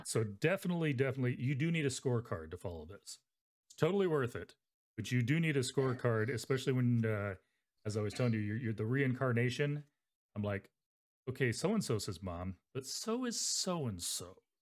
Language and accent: English; Arizona, United States; now in Nebraska, United States; I grew up in Arizona